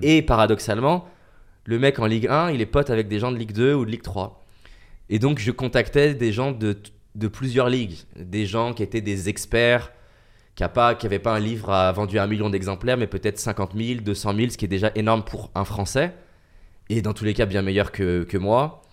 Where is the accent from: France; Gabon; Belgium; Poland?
France; Je suis un petit Français